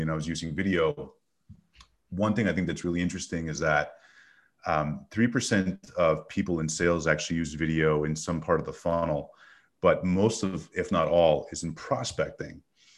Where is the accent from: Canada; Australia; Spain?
Canada; Montreal, Quebec; now in United States; as a kid growing up in Montreal